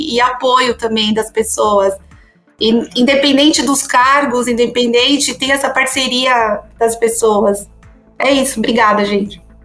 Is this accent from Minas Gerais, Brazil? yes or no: no; São Paulo, Brazil; nasci em São Paulo